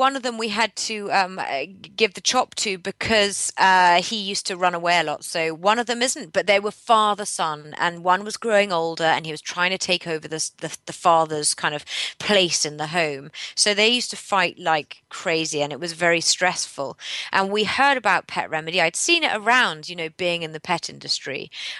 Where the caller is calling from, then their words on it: Henley-on-Thames, South East England, United Kingdom; I'm calling from near Henley-on-Thames.